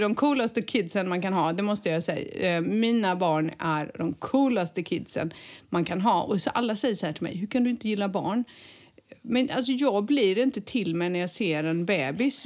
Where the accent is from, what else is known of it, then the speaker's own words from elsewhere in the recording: Sweden; now in Spain; vi svenskar